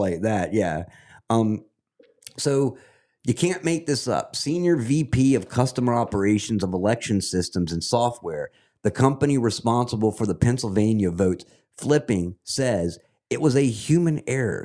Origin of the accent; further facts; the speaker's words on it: Scotland, United Kingdom; now in United States; I'm a Scot, and I love the country that I'm living in right now. Absolutely love America